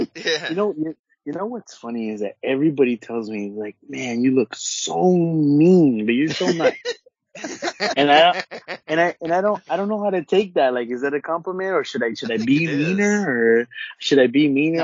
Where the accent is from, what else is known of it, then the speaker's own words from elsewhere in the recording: Orange County, California, United States; I'm from Orange County and from the West Coast